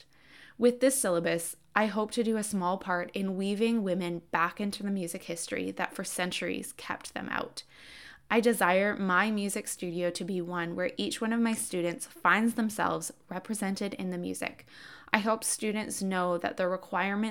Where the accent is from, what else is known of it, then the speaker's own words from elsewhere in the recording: Canada; I am Canadian